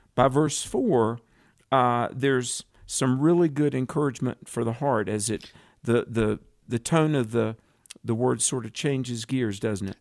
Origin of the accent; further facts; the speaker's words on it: the South, United States; I grew up in, in the South when it was very, very favorable to be a Christian